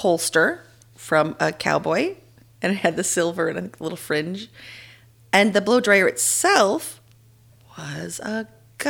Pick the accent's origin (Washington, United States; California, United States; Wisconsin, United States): Washington, United States; moved away; also born or lived in Texas; I'm from Washington